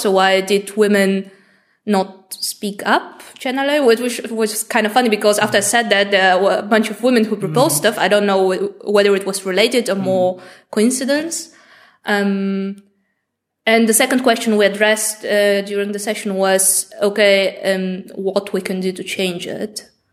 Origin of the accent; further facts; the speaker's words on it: Bulgaria; i come from Bulgaria